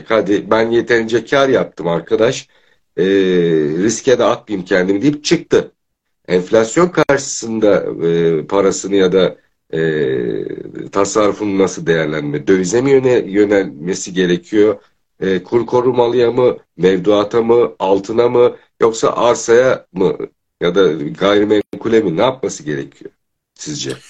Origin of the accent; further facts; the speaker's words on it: Turkey; Türk'üz ya, mutlaka bir yöntem buluruz